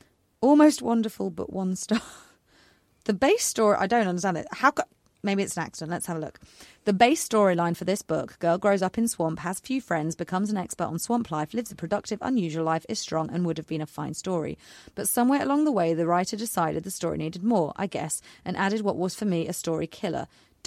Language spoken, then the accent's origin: English; North Carolina, United States; born there; And I was born in North Carolina. It's a pretty big state.